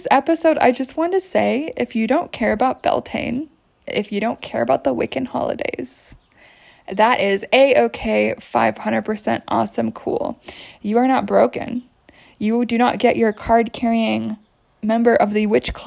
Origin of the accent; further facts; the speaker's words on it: United States; moved away; I grew up in the States.